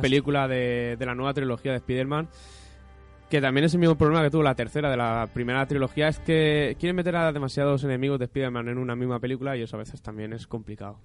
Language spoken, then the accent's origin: Spanish; Spain; somos de aquí de España